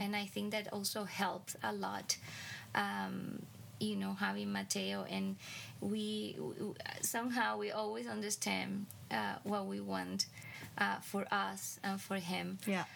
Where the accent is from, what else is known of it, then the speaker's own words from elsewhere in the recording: Cuba; moved away as an adult; now in United States; growing up in Cuba and then moving to the United States